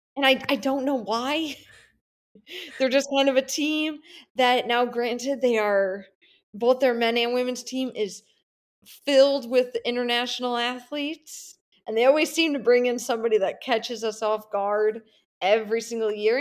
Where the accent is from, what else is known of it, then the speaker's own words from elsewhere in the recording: Midwest, United States; I'm not from the Southeast area. I'm Midwest born and raised